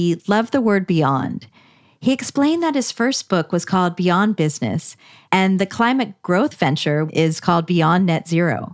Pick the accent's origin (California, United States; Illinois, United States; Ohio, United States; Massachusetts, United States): California, United States; Palo Alto; I'm from Palo Alto